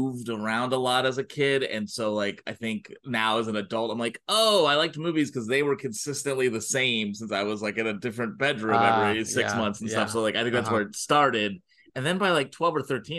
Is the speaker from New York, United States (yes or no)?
no; Chicago, Illinois, United States; I grew up in Chicago